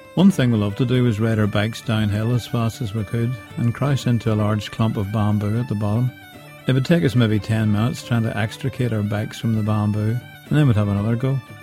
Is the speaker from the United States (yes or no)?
no; County Down, Northern Ireland, United Kingdom; where I grew up in the County Down countryside